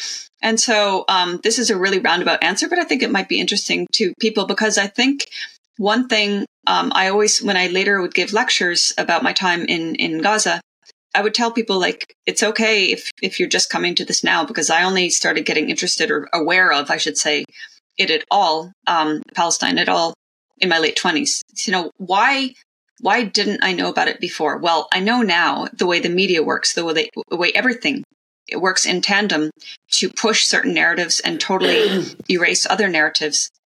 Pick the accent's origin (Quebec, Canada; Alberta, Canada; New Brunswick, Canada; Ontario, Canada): Ontario, Canada; also born or lived in United States; I was born in the States, grew up after age 3 in various regions of Canada, primarily Ontario.